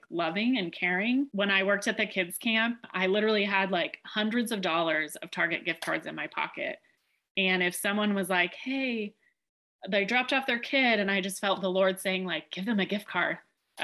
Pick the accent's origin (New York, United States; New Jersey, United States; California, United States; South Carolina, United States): California, United States; Chico; I'm from Chico, California